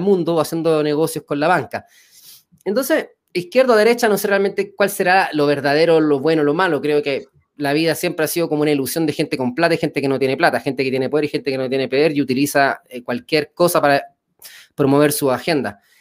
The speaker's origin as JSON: {"language": "Spanish", "country": "Chile", "moved": "yes", "lives_now": "Mexico"}